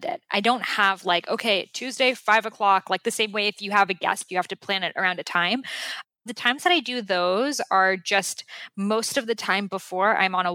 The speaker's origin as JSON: {"language": "English", "town": "Boston", "region": "Massachusetts", "country": "United States", "tie": "born or raised there", "moved": "yes", "said": "the house I grew up in Boston"}